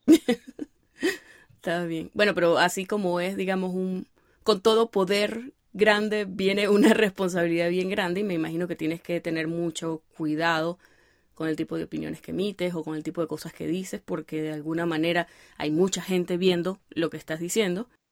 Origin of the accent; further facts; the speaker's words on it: Venezuela; nosotros ser de Venezuela